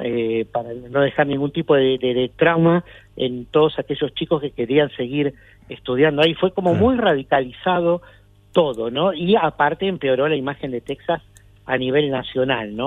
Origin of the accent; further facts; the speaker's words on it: Argentina; now in Atlanta, United States; somos argentinos